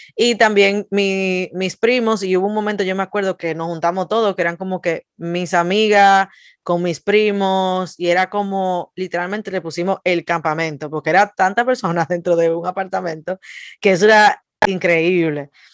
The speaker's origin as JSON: {"language": "Spanish", "country": "Dominican Republic", "moved": "yes"}